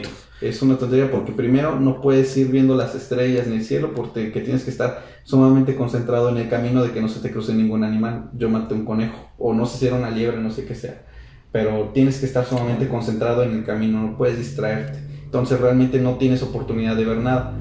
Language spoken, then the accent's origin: Spanish; San Luis Potosí, Mexico